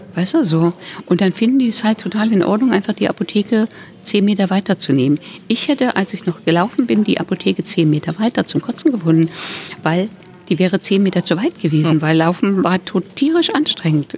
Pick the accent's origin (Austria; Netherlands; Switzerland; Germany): Germany; Thuringia; now in Berlin, Germany; ich komme aus Thüringen, wohne jetzt schon richtig lange in Berlin